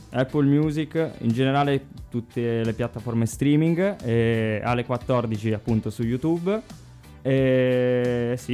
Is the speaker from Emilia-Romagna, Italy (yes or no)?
no; Sicily, Italy; now in Northern Italy; Poi mio fratello quando ci siamo trasferiti qua al nord, perché appunto noi siamo siciliani, io e mio fratello